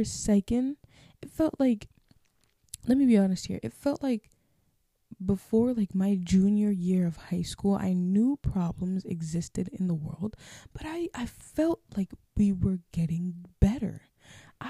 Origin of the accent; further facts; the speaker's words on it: Minnesota, United States; accent: Minnesotan; you have a Minnesotan accent